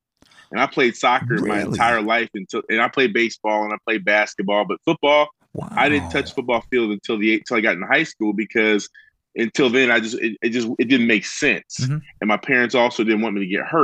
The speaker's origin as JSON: {"language": "English", "region": "New Jersey", "country": "United States", "moved": "as an adult", "said": "I was from New Jersey"}